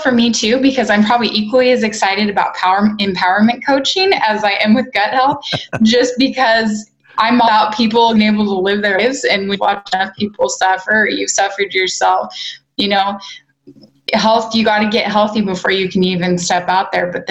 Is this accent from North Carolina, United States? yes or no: no; Spokane, Washington, United States; I was raised in Spokane, which okay. is neighboring, but feels like night and day to me.